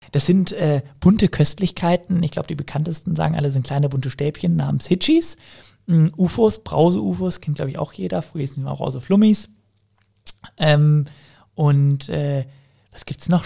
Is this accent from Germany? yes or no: yes; Cologne, North Rhine-Westphalia, Germany; wir kommen beide aus Köln